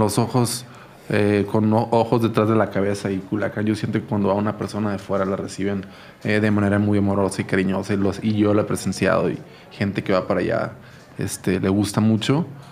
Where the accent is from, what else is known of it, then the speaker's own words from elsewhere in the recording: Culiacán, Sinaloa, Mexico; moved away as an adult; now in Mexico City, Mexico; mi ciudad es una ciudad bellísima